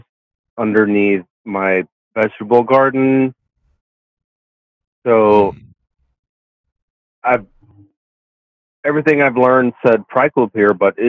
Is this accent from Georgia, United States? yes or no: yes; Georgia, United States; now in Nashville, United States; I hail from Georgia